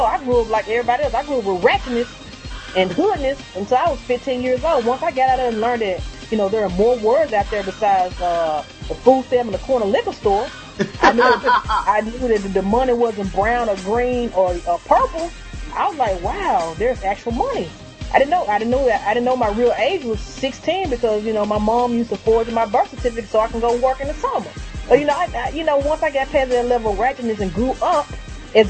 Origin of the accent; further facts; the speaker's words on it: Memphis, Tennessee, United States; I grew up in North Memphis